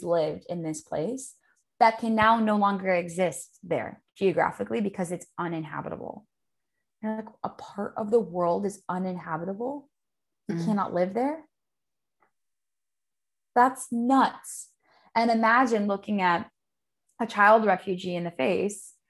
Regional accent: Los Angeles, California, United States; I grew up in Los Angeles and I spent my childhood in the ocean

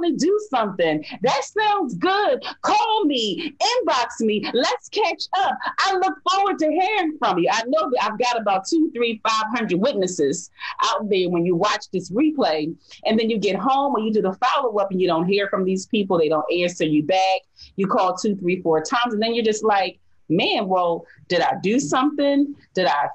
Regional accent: Philadelphia, Pennsylvania, United States; I was born and raised in North Philadelphia

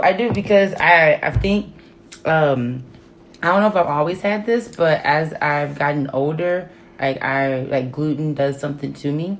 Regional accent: Dallas, Texas, United States; I grew up in Dallas, Texas

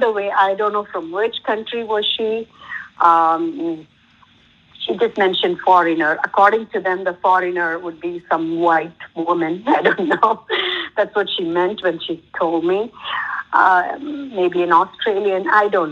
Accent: South India, India; I come from South

